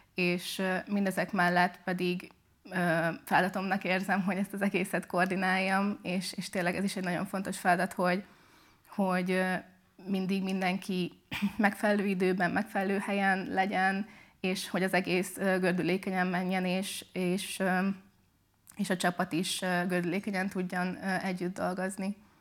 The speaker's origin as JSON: {"language": "Hungarian", "town": "Szekszárd", "region": "Tolna", "country": "Hungary", "tie": "born or raised there", "moved": "as an adult", "lives_now": "Pécs, Hungary", "said": "de eredetileg Szexádra származom. Én ott nőttem fel, ott is jártam gimibe"}